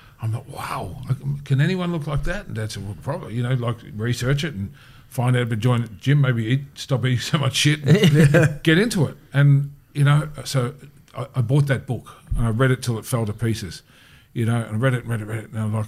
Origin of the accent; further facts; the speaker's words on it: Bendigo, Victoria, Australia; I grew up in Bendigo